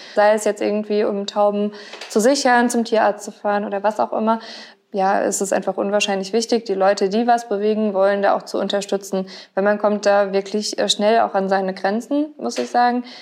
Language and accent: German; Mainz, Rhineland-Palatinate, Germany; ich bin ja äh, in Gonsenheim aufgewachsen komplett. Ich habe ja noch nie irgendwie woanders gewohnt